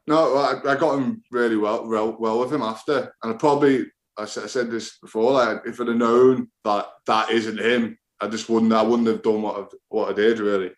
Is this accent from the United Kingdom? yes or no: yes; England, United Kingdom; also born or lived in France; as a kid growing up in England